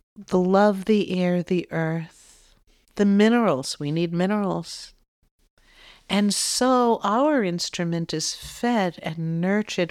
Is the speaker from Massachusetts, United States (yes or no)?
yes; Boston, Massachusetts, United States; I'm from Boston